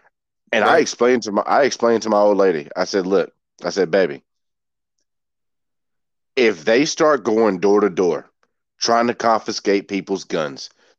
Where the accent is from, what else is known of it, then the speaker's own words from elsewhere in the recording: Georgia, United States; I'm originally from Georgia. I was born in Georgia. And my dad still lives down there.